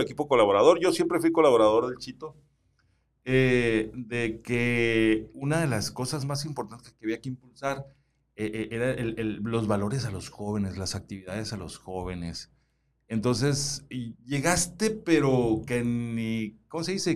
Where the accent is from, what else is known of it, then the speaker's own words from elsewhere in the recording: Suaqui Grande, Sonora, Mexico; now in Hermosillo, Mexico; yo soy oriundo, yo nací en Suaki